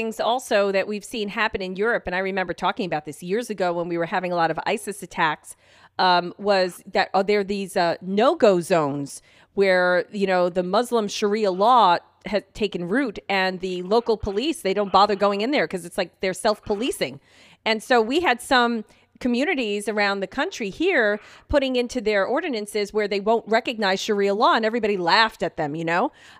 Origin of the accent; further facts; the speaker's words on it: United States; In the end, we are still American, and we don't understand this.